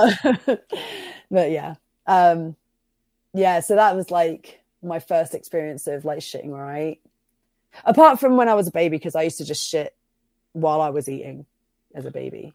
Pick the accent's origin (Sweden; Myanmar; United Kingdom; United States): United Kingdom; Bristol, South West England; also born or lived in Cirencester; I grew up in Bristol, but I moved, um, when I was, um, eleven to a little town called Cirencester